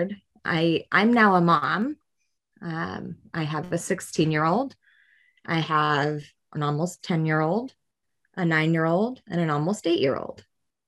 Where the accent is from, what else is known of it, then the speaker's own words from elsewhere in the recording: Spokane County, Washington, United States; I grew up in Spokane County, and I grew up as an at-risk